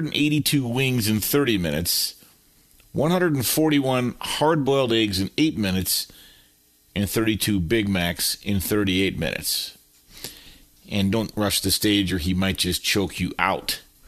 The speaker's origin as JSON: {"language": "English", "area": "Pac-12 country", "region": "West Coast", "country": "United States", "tie": "born or raised there", "said": "I grew up in Pac-12 country"}